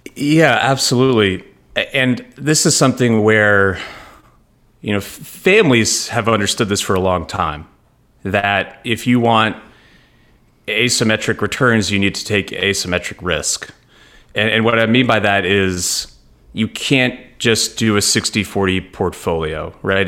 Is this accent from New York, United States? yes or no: yes; New York, United States; moved away as an adult; also born or lived in Connecticut / Boston; now in Nashville, United States; I'm from New York originally